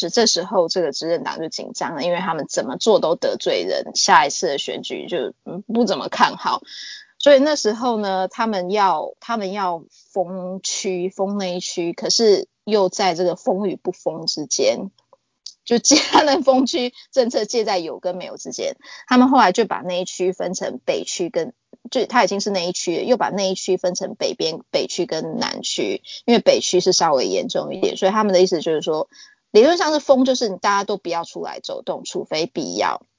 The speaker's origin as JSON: {"language": "Chinese", "country": "Australia", "said": "那澳洲还有一个麻烦，就是我们澳洲人是没有身份证的。"}